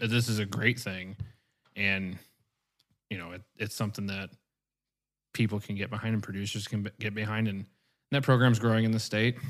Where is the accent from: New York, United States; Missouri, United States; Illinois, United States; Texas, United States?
Missouri, United States; Marthasville; moved away as an adult; also born or lived in Northwest Kansas / Little Rock area, Arkansas; now in Cabot, United States; I actually grew up in Warren County, Missouri, in the little town of Marthasville